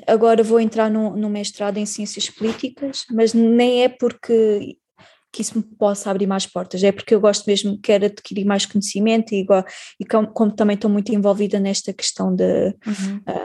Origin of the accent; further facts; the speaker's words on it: Portugal; somos portugueses